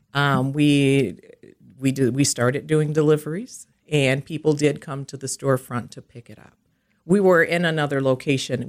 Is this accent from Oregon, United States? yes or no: no; Milwaukee, Wisconsin, United States; I am from Milwaukee, and I have lived here all of my life